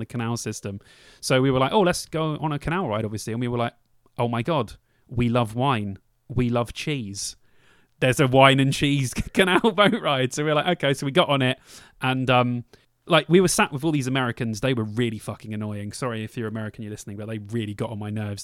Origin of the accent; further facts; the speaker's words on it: London, United Kingdom; moved away; I'm from London